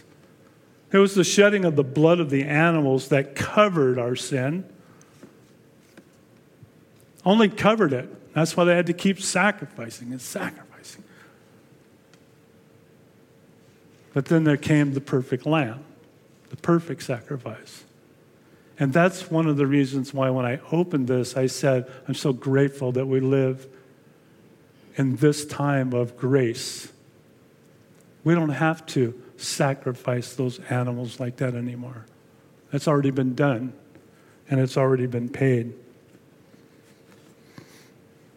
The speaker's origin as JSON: {"language": "English", "town": "El Monte", "region": "California", "country": "United States", "tie": "born or raised there", "said": "I was born and raised in El Monte"}